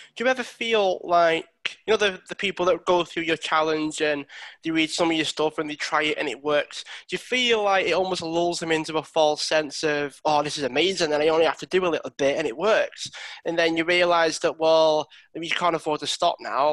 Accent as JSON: {"language": "English", "town": "Widnes", "region": "North West England", "country": "United Kingdom", "said": "I'm actually originally from Widnes."}